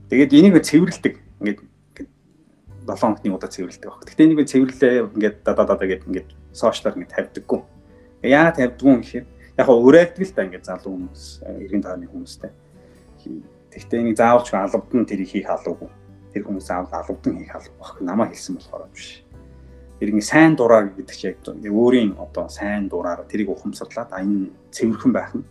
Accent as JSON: {"language": "Mongolian", "area": "Ulaangom", "region": "Uvs", "country": "Mongolia", "tie": "born or raised there", "also_born_or_lived": "Japan / United States", "moved": "as an adult", "said": "би нөгөө ус аймгийн улаан төрж өссөн"}